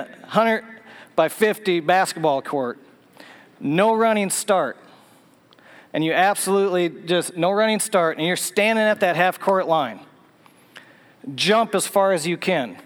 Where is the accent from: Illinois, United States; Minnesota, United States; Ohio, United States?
Minnesota, United States; moved away as an adult; now in Tennessee, United States; I grew up in Minnesota